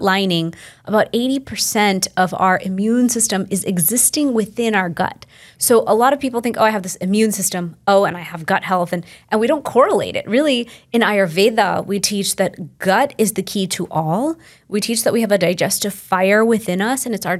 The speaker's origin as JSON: {"language": "English", "town": "Houston", "region": "Texas", "country": "United States", "tie": "born or raised there", "said": "I'm from Houston, Texas, and I grew up in a household right here in the West with an immigrant family"}